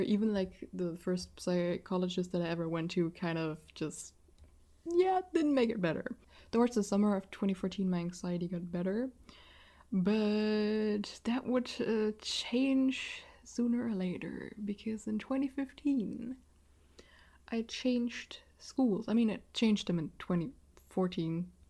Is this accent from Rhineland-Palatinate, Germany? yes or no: yes; Rhineland-Palatinate, Germany; accent: German; first language German; English is a second language; that's an Rhineland Palatinate, I think that's how you pronounce the state I'm living in in English